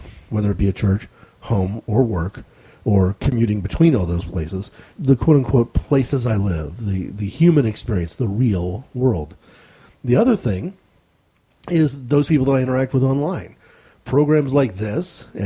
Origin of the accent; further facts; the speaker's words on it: United States; as an American